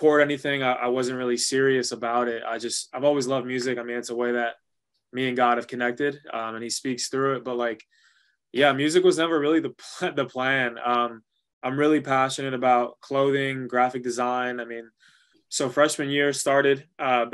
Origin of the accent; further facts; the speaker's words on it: New York, United States; first language Spanish; English is a second language; Growing up in New York, like I loved it and I never got rid of it